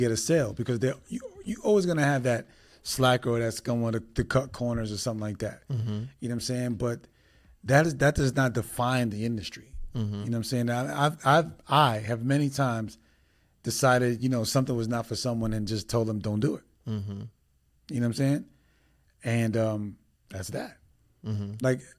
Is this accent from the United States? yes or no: yes; New York City, New York, United States; I'm originally from New York City, so we was able to leave New York and vacation.